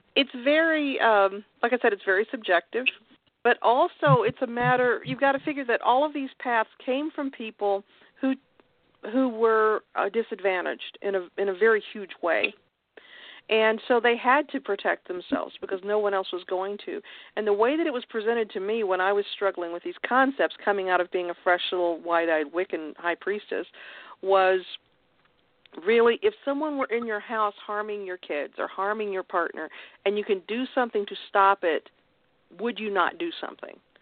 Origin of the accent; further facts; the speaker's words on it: Kentucky, United States; moved away as an adult; I was raised in Kentucky